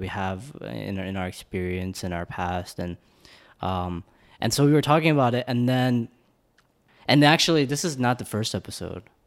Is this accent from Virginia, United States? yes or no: yes; Northern Virginia, United States; also born or lived in Korea / Blacksburg, Virginia; I was born in Korea, moved to America when I was in two thousand, and spent in, spent the majority of my life all around Virginia